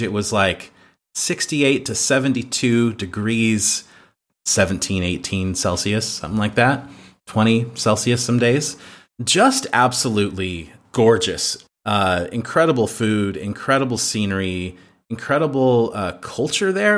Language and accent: English; United States; moved away as an adult; now in Croatia; I'm an American in Croatia